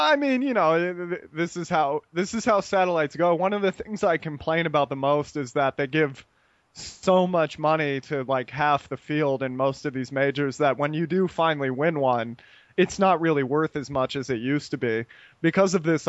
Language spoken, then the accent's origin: English; United States; moved away as an adult; now in Costa Rica; me being American